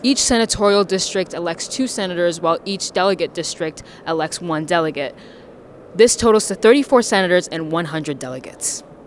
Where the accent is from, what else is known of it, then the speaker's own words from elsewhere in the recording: Charleston, West Virginia, United States; I'm from Charleston